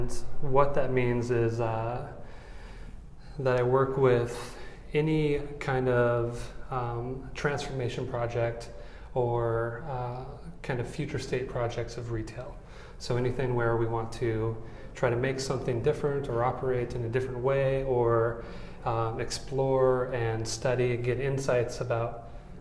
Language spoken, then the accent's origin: English; Des Moines, Iowa, United States; moved away; also born or lived in Chicago / Morgan Hill, California; Born and raised in Des Moines, Iowa.